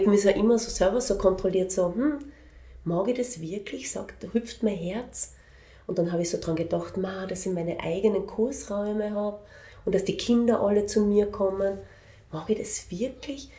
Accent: Graz, Styria, Austria; moved away as an adult; also born or lived in Vienna / Linz; erste Klasse Volksschule habe ich in Wien gemacht mhm. und dann bin ich in Graz gewesen

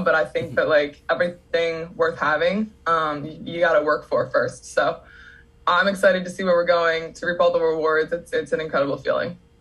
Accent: Downingtown, Pennsylvania, United States; I am from Pennsylvania

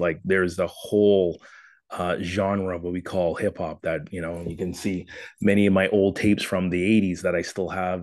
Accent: Toronto, Ontario, Canada; my hometown of Toronto

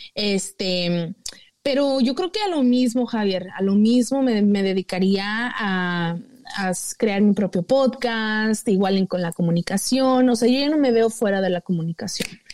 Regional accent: Mexico; uno como mexicano

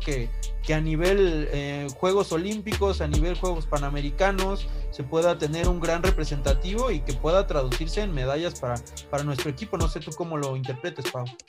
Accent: Mexico

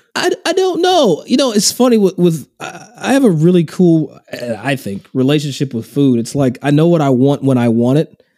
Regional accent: Versailles, Kentucky, United States; also born or lived in Lexington, Kentucky; now in Scottsdale, United States; I'm from Versailles, Kentucky. Not Versailles, same spelling, but I'm from Versailles. And it's just outside of Lexington

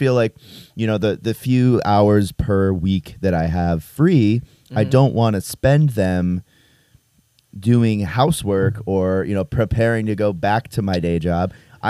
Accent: Connecticut, United States; moved away as an adult; now in Saratoga, United States; I am from Connecticut, the state of Connecticut.

